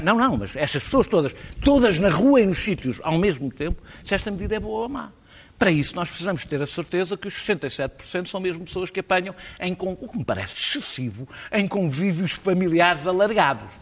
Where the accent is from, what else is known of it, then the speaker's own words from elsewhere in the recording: Lisbon, Portugal; como eu, lisboetas